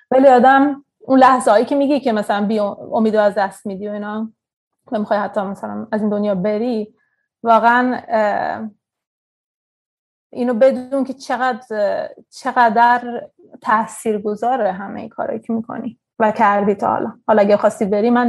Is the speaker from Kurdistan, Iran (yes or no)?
no; Tehran, Tehran Province, Iran; born there; خب من در وسط اعزان به دنیا آمدم تو تهران 1982